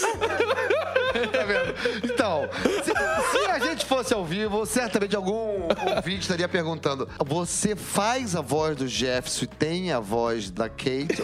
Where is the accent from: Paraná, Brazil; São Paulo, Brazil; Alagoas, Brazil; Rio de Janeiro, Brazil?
Rio de Janeiro, Brazil; para nós cariocas